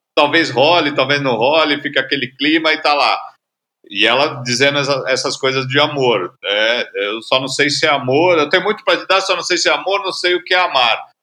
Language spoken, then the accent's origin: Portuguese; São Paulo, Brazil; Pra gente que é paulista